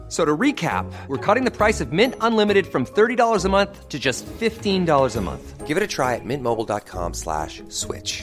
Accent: Fort Lauderdale, Florida, United States; my hometown of Fort Lauderdale

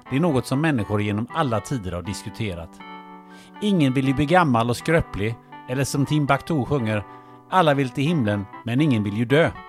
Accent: Kungälv, Västra Götaland, Sweden; nu är jag uppvuxen i Kungälv då

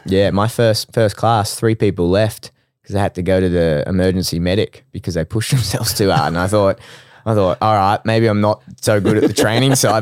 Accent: Brisbane, Queensland, Australia; I'm from Brisbane.

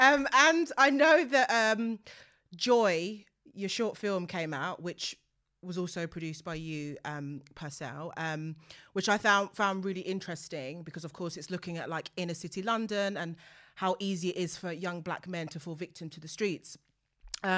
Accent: Nigeria; I'm Nigerian and the church scene is literally like my life

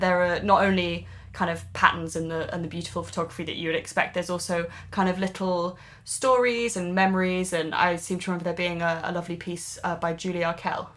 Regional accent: Swansea, Wales, United Kingdom; where I grew up in Swansea.

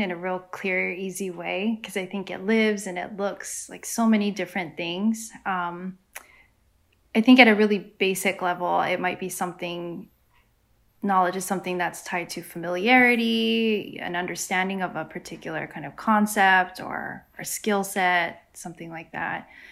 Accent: San Diego, California, United States; moved away; also born or lived in Guam; I grew up in San Diego, California, where there are lots of other Chamorros

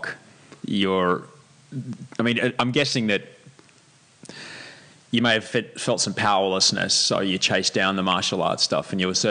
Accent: Australia; I grew up in Australia. I went to school Australia, in Australia.

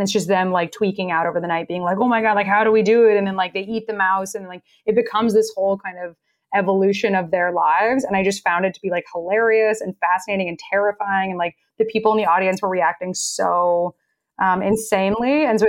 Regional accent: Texas, United States; moved away; also born or lived in New York; I'm from Texas.

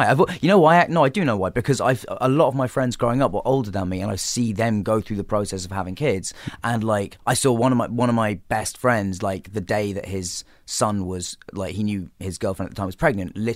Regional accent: England, United Kingdom; Okay, well, I mean, uh, being English, obviously the the original Office.

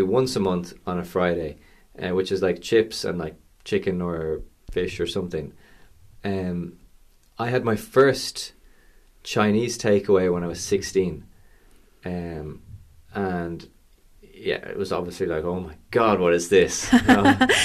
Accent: Dublin, Leinster, Ireland; Growing up here

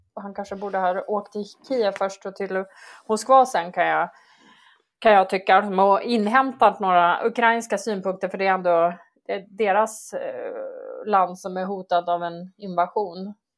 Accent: Sweden; det som vi svenskar är rädda för

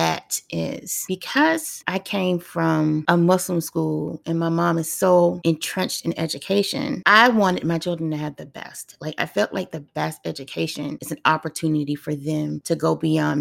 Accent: Washington, District of Columbia, United States; I grew up in Washington, D.C. during the 80s, when D.C. was truly Chocolate City. And to us natives back then, it was called Dodge City

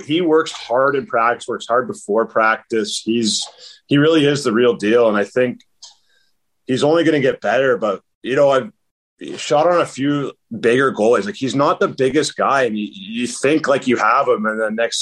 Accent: St. Thomas, Ontario, Canada; I'm from Raiden, St. Thomas, which is about 20 minutes outside of London, Ontario

